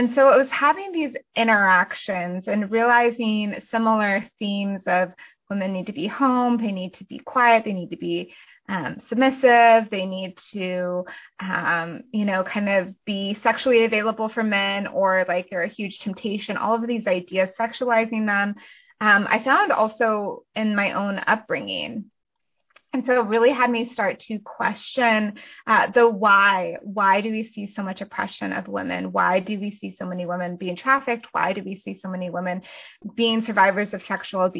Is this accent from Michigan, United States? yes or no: no; Colorado, United States; now in Athens, Georgia, United States; my husband and I live in Athens, Georgia, so Northeast Georgia, and I am originally from Colorado